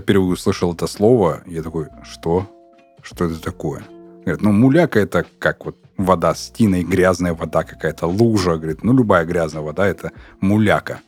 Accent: Urals, Russia; also born or lived in the North; на Урале э, тоже э, у нас у, уральское казачество есть

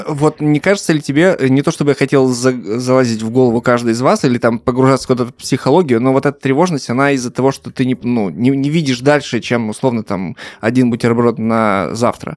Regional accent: Russian Far East, Russia; moved away; я с Дальнего Востока.

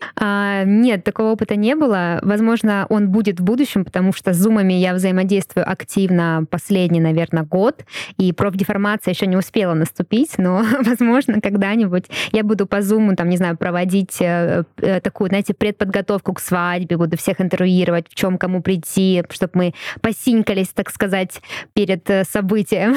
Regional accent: Russia; first language Russian; очень благодарна, что я родилась именно в России

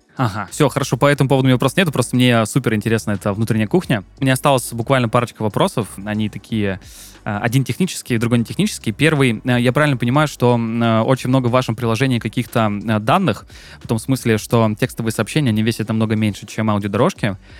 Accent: Krasnodar, Krasnodar Krai, Russia; я сам из Краснодара

